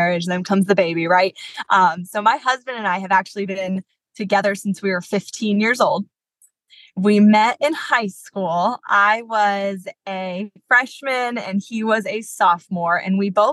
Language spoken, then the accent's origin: English; West Palm Beach, Florida, United States; now in Jacksonville, United States; growing up in the West Palm Beach area is where I'm from